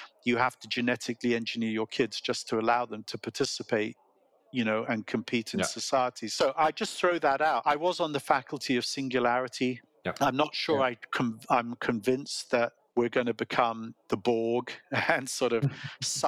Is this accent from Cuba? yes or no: no; England, United Kingdom; accent: British; moved away as an adult; now in Silicon Valley, United States; we are both English, but we both became American, and we have been in America longer than we were in England